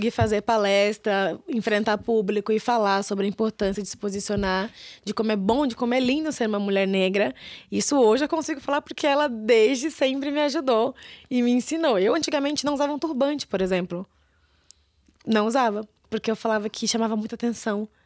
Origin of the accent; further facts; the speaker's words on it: São Paulo, Brazil; Eu sou de São Paulo, eu tenho um sotaque muito